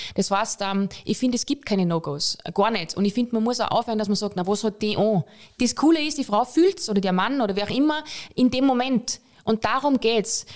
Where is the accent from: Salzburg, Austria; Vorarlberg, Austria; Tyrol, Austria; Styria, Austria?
Salzburg, Austria; Pongau; now in Vienna, Austria; ich bin Bongauerin